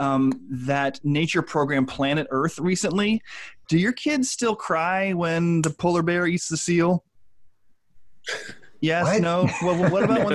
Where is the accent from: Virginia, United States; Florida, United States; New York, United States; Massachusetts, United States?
Virginia, United States; northern; I'm from Virginia, but I'm from so far north in Virginia that I'm pretty much from Washington, D.C., which is not the South